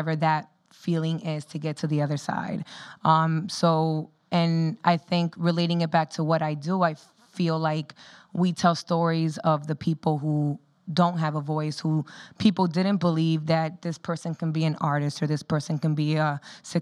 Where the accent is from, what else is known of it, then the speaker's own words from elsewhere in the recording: Miami, Florida, United States; moved away as an adult; now in New York, United States; I'm from Miami